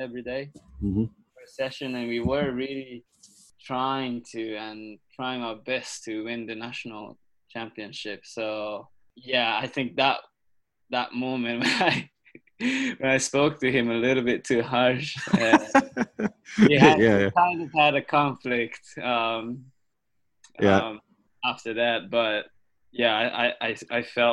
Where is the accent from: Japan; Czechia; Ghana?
Japan; moved away as an adult; also born or lived in United States; growing up in Japan, playing squash was pretty tough